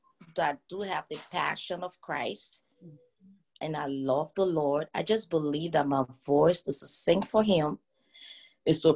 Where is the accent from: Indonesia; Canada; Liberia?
Liberia; I'm from Liberia, West Africa, precisely